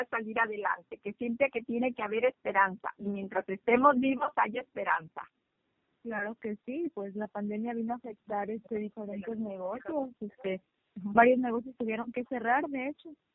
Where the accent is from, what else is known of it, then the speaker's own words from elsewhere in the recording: Mexico; somos mexicanas